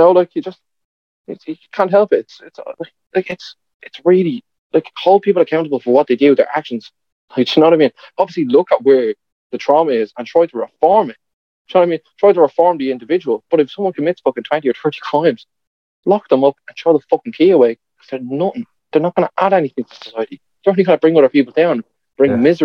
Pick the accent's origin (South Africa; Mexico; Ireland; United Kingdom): Ireland; one thing about like being an Irish that I don't like. We're too willing